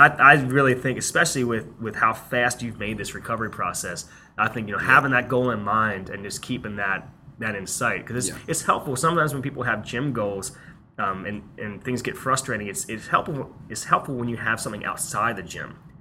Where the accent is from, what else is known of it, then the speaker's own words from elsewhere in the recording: Falling Waters, West Virginia, United States; I grew up in Falling Waters, West Virginia